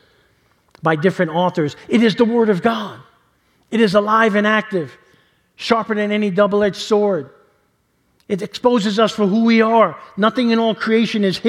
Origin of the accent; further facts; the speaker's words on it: New York City, New York, United States; growing up in New York City and living around mob guys